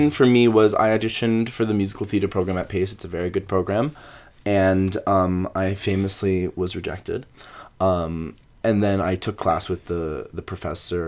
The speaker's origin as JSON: {"language": "English", "town": "Ojai", "region": "California", "country": "United States", "tie": "born or raised there", "moved": "yes", "lives_now": "New York City, United States", "said": "I'm from Ojai, California"}